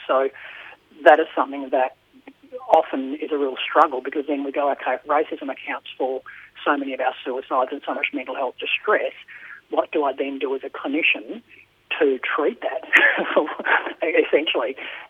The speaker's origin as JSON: {"language": "English", "area": "Pilbara", "region": "Western Australia", "country": "Australia", "moved": "as an adult", "said": "I came down from the Pilbara, very remote area of the Pilbara"}